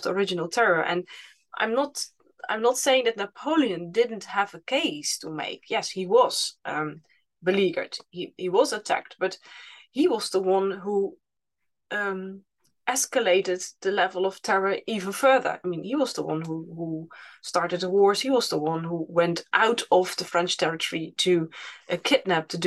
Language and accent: English; Utrecht, Netherlands; in my hometown where I live, in Utrecht